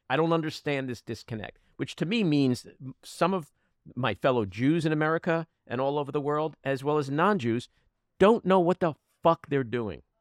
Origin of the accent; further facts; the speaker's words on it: United States; As an American Jew and a, a left winger